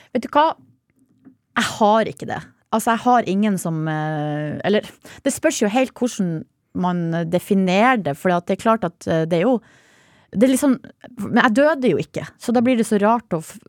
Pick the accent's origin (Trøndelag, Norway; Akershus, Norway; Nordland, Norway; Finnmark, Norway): Nordland, Norway; Hamarøy; Jeg er jo fra Hamarøy, der får vi ikke opplæring i det. Ikke, da, ikke på 80-tallet da jeg vokste opp